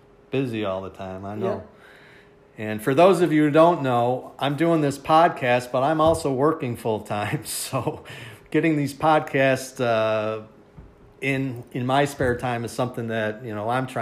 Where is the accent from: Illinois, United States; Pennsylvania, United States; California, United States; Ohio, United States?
Ohio, United States; Parma; A lot of good times growing up on Ogden Parma